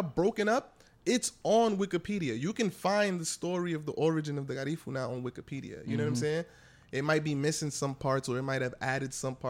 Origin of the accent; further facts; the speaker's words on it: New York, United States; born and raised in New York, Dominican and Puerto Rican.